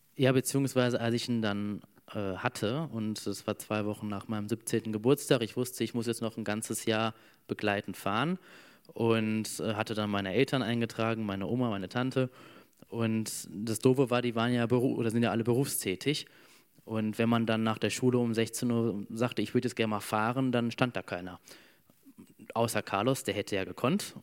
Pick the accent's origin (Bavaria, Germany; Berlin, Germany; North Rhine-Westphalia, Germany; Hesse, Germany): North Rhine-Westphalia, Germany; Emmerich am Rhein; bei uns in Emmerich